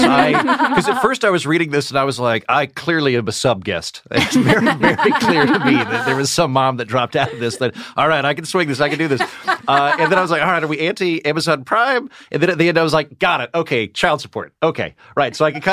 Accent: Oklahoma, United States; I'm from Oklahoma.

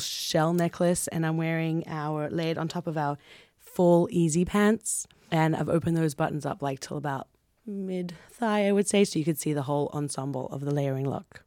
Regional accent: Sydney, New South Wales, Australia; We grew up in Coogee Beach in Australia

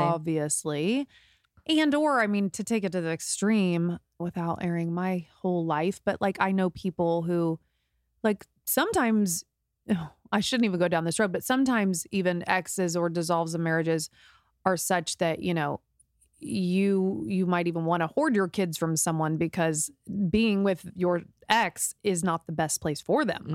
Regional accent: Indiana, United States; moved away as an adult; now in Los Angeles, United States; this was back in the Midwest. We're from Indiana

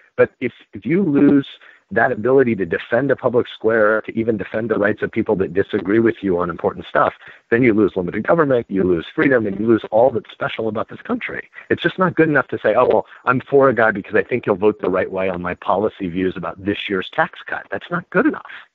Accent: Nebraska, United States; I'm a Nebraskan

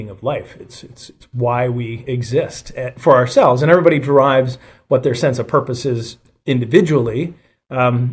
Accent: Calgary, Alberta, Canada; I was born and raised in Calgary, Alberta, Canada

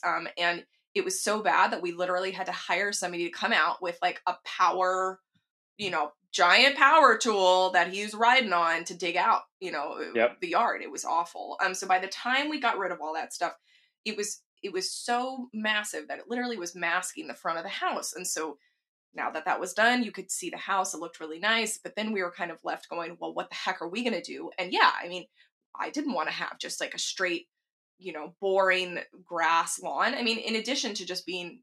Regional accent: Texas, United States; growing up in Texas

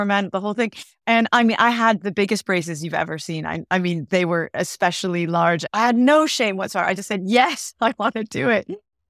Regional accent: California, United States; also born or lived in Santa Monica; now in London, United Kingdom; So I was born in Santa Monica, which is Southern California, and I grew up in the middle of nowhere in Northern California, a really small town, and was interested in TV, but never thought anything about it.

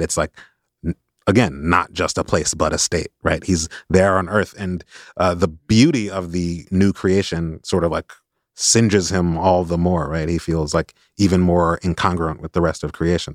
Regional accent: Chicago, Illinois, United States; I grew up in Chicago where there are a lot of, there were a lot of black Catholics

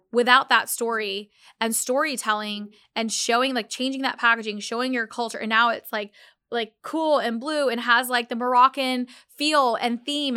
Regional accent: United States; I'm Muslim Pakistani. And I think growing up, in America

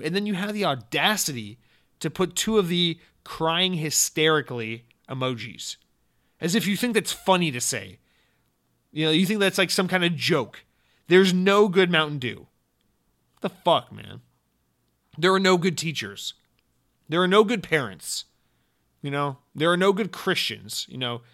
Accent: Atlanta, Georgia, United States; I'm from Atlanta, Georgia

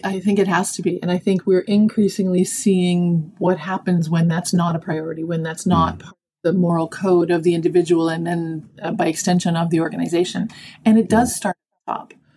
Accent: Toronto, Ontario, Canada; also born or lived in Dallas, Texas; I was born and raised in Toronto, Canada, living mm-hmm. in Toronto for most of my adult life, except for that little sojourn in Texas.

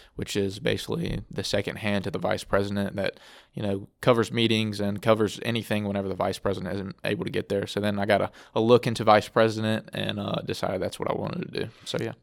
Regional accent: Alexandria, Louisiana, United States; I'm from, uh, Alexandria, Louisiana, just a little bit south of here

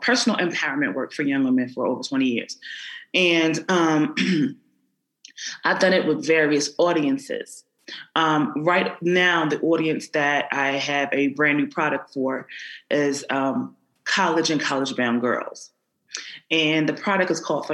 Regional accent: Philadelphia, Pennsylvania, United States; I grew up in North Philadelphia

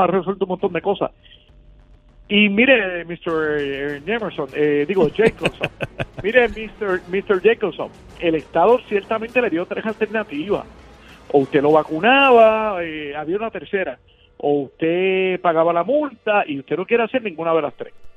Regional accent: Puerto Rico; hermanos puertorriqueños

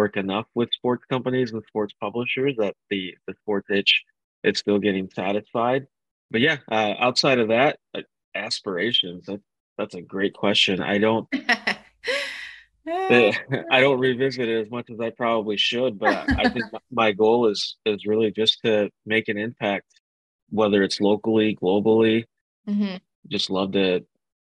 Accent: Grand Rapids, Michigan, United States; born and raised in Grand Rapids, Michigan

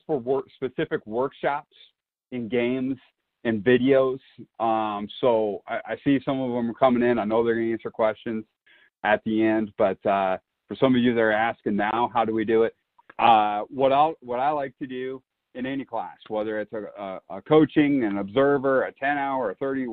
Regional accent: Iowa, United States; where I grew up in Iowa

